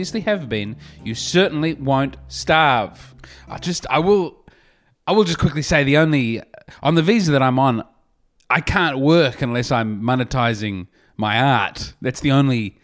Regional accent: Australia; moved away as an adult; now in United States; as an Australian

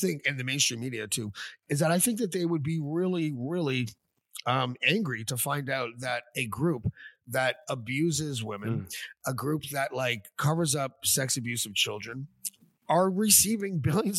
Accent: Canada; especially for Canada, because that's where I live and I'm Canadian

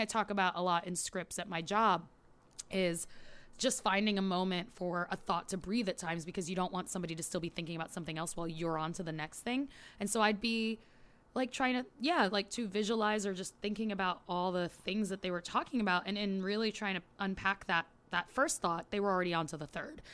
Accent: New York, United States; I grew up in New York

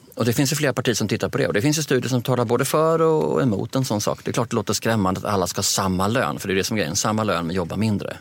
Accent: Sweden

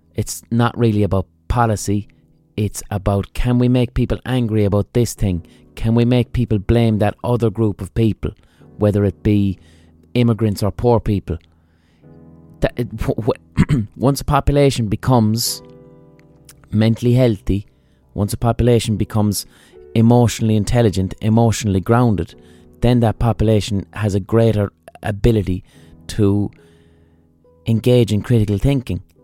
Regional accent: Limerick, Munster, Ireland; I'm from Limerick

